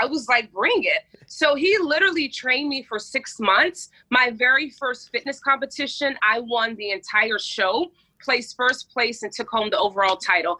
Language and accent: English; Pensacola, Florida, United States; Pensacola, Florida. I'm a beach girl.